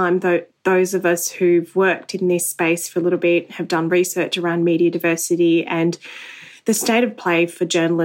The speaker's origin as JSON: {"language": "English", "country": "Australia", "said": "an Australian Muslim"}